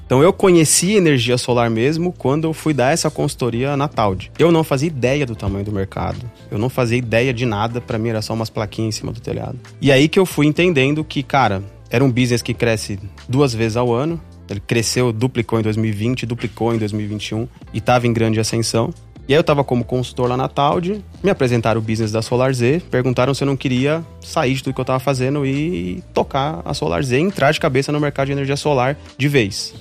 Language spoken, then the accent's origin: Portuguese; São Paulo, Brazil; moved away as an adult; also born or lived in Mossoró, Rio Grande do Norte; eu sou de São Paulo, né, sou natural de São Paulo